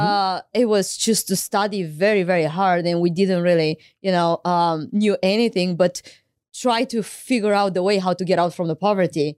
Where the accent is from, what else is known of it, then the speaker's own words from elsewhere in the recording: Craiova, Dolj, Romania; moved away as an adult; I went to law school in my hometown, Craiova